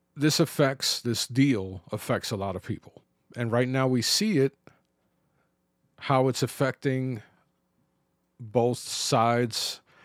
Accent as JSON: {"language": "English", "town": "New York City", "region": "New York", "country": "United States", "tie": "born or raised there", "said": "growing up in the Bronx."}